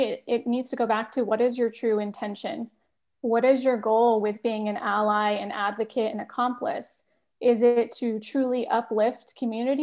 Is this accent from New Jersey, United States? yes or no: no; Bay Area, California, United States; also born or lived in Massachusetts; I'm originally from the Bay Area